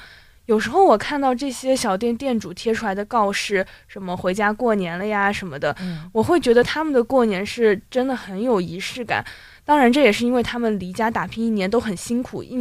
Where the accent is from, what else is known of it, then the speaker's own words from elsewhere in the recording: Chongming, Shanghai, China; 然后回到崇明以后，我还要再转几次大巴才能回到我的老家。